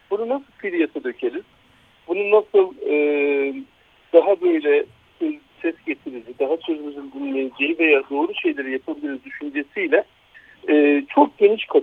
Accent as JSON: {"language": "Turkish", "region": "Gaziantep", "country": "Turkey"}